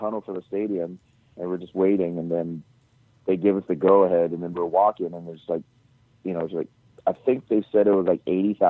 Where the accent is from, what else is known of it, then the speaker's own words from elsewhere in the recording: Hawaii, United States; moved away; also born or lived in Guam; I grew up in Hawaii.